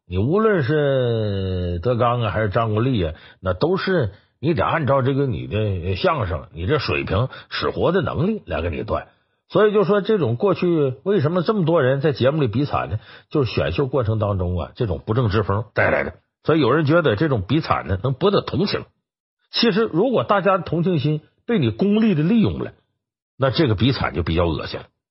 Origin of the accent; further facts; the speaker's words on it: China; 我们中国人